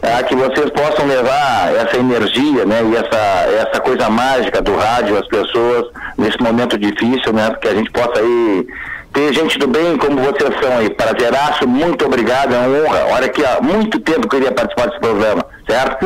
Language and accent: Portuguese; Bagé, Rio Grande do Sul, Brazil